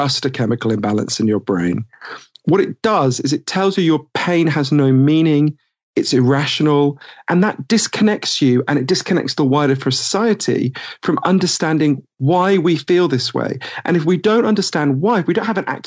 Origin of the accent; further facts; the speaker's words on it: United Kingdom; accent: Downton Abbey voice; moved away as an adult; also born or lived in United States; I'm British and I spent a lot of my time in the US.